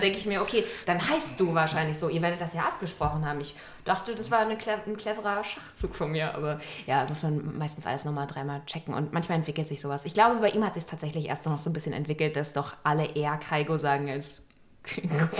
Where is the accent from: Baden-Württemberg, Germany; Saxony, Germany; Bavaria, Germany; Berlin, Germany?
Berlin, Germany; bin ich sozusagen in beiden Bezirken groß geworden